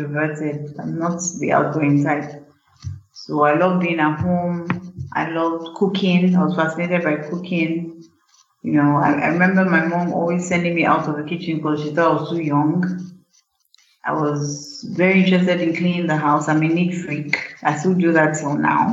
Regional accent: Ibadan, Oyo, Nigeria; I was born in University College Hospital in Ibadan because my father was a doctor, so, and he worked in UCH, so naturally I was born in UCH in Ibadan. And I grew up in Ibadan

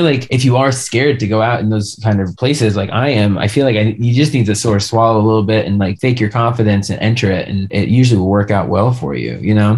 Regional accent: Long Island, New York, United States; now in Colorado, United States; I'm from Long Island where we're known for our bagels.

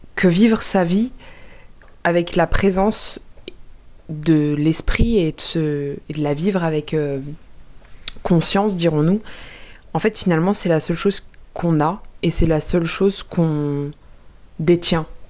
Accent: Paris, Île-de-France, France; je suis parisienne

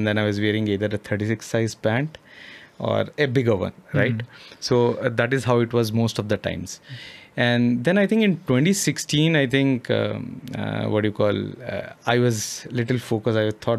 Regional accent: Odisha, India; moved away; it's a small place in Odisha

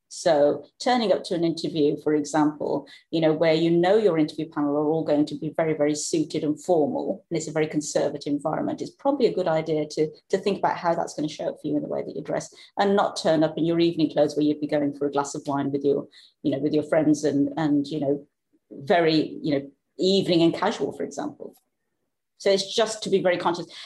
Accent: Black Country, West Midlands, United Kingdom; accent: Black Country; moved away; also born or lived in Scandinavia; we're both from the Black country

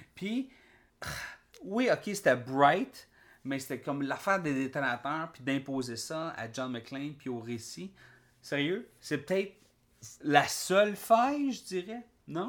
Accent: Quebec, Canada; En tant que Québécois

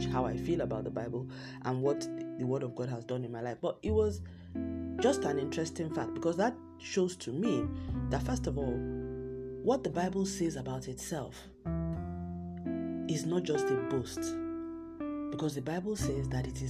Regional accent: Southwest Nigeria, Nigeria; in my home country, Nigeria, in parts of Nigeria, in the southwest part of Nigeria, where I come from

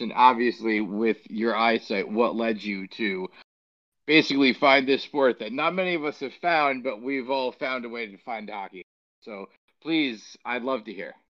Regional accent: New York, United States; being the New Yorker

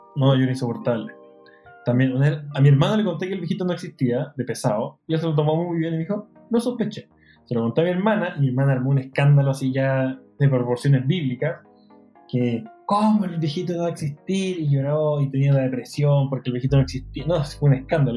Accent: Chile; accent: Chilean Spanish; el español chileno

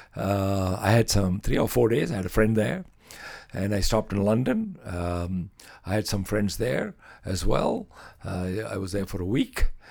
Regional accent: Chennai, Tamil Nadu, India; moved away as an adult; now in Lloydminster, Canada; the beaches of my home city, where I used to spend time on the beaches.

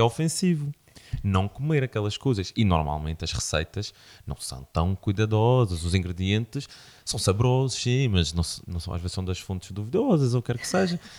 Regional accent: Madeira, Portugal

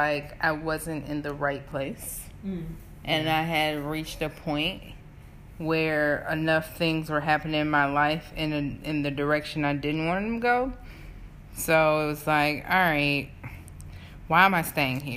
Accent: United States; moved away as an adult; also born or lived in South Africa; I'm an American

